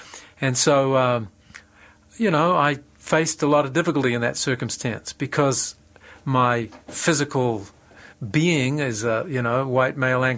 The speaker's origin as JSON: {"language": "English", "country": "New Zealand", "said": "Well, I married an American, but I'm actually a Kiwi, and I love Australia."}